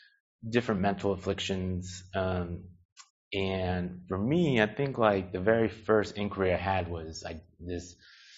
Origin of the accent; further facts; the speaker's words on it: Seaside, California, United States; moved away; also born or lived in Monterey, California / Humboldt, California / Long Beach, California; I was born in Monterey, grew up in Seaside